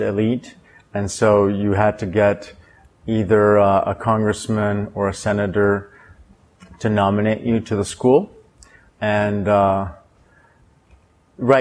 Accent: Texas, United States; moved away; growing up in Texas

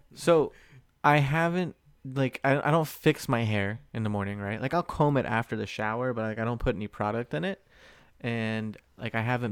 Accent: Springfield, Virginia, United States; now in Southern California, United States; my hometown is north like Springfield, Virginia, Northern Virginia DMV, right? So right outside of DC

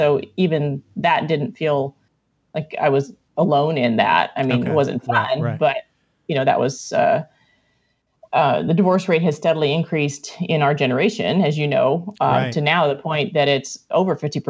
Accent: Iowa, United States; born there; I was born in Iowa, straight up corn fed.

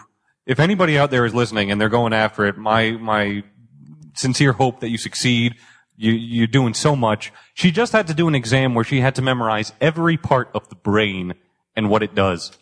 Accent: Boston, Massachusetts, United States; moved away as an adult; I grew up in Dorchester, Massachusetts, which is half black and half Irish, and I was like right on the line.

